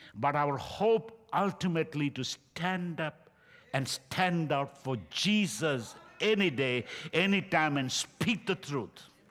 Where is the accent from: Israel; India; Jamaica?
India; now in United States; I'm from India.